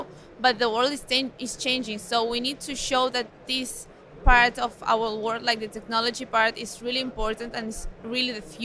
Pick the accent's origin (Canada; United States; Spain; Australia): Spain; Mallorca, Balearic Islands; I'm from Mallorca, I'm from Spain.